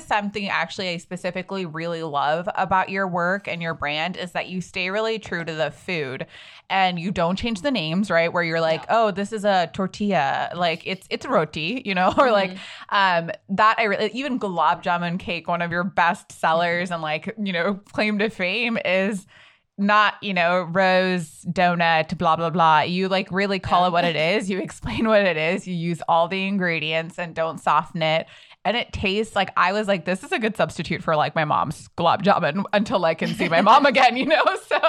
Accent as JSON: {"language": "English", "country": "India", "said": "it's hard enough sometimes being Indian and being put in that position."}